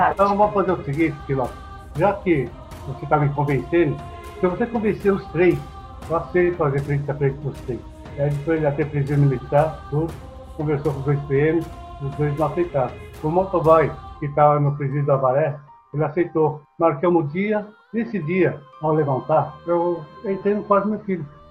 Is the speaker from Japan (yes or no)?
yes; Japan; moved away; eu nasci no Japão